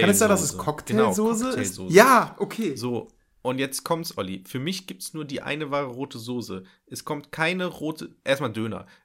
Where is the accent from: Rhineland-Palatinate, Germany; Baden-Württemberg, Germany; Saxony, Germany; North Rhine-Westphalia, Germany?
North Rhine-Westphalia, Germany; Nettetal; ich komme aus Nettetal her, ne?